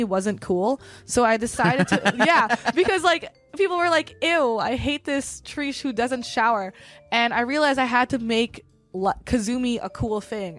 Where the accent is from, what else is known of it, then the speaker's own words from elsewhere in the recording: Los Angeles, California, United States; I'm from Northeast